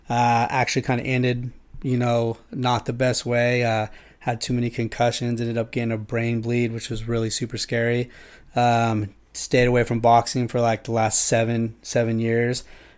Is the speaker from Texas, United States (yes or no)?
no; Yuba City, California, United States; and lived in Yuba City. I grew up in Yuba City, was a honker. Actually moved up to Grass Valley with my mom.